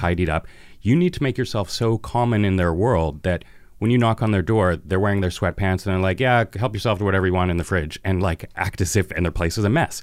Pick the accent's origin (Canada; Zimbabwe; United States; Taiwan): Canada; Vancouver, British Columbia; I've lived in Vancouver my entire life. I was born in St. Paul's Hospital.